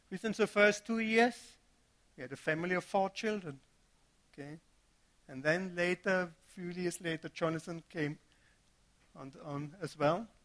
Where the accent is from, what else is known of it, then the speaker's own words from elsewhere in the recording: Germany; moved away; I came from Germany, first year being here, got married, and had a son immediately.